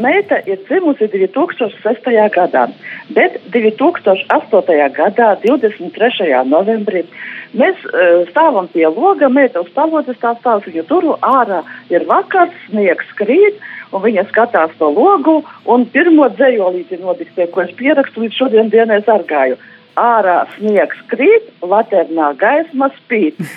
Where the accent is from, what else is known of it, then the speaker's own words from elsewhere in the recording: Latgale, Latvia; esmu no Latgales.